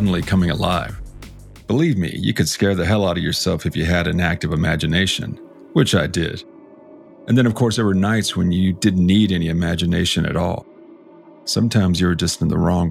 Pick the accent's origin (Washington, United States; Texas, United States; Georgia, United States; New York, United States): Texas, United States; South; I grew up in South Texas in a house and honestly a neighborhood that had a penchant for odd things happening.